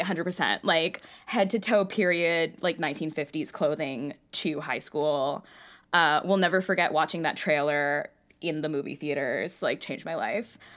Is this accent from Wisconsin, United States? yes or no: no; New York City, New York, United States; I grew up in Queens and my grandmother lived in Long Island.